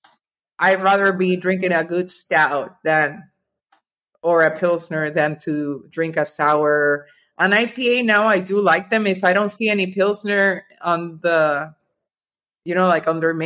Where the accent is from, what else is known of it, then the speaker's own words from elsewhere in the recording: Venezuela; moved away as an adult; also born or lived in Norway / Miami / North Carolina; now in United States; growing up in Venezuela